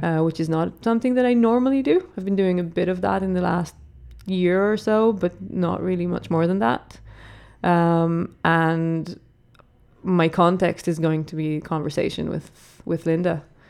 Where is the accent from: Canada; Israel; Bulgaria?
Israel; English is a second language; moved away as an adult; also born or lived in Ireland / New York; now in Dublin, Ireland; I come from Israel, but I live in Ireland for a good few years now.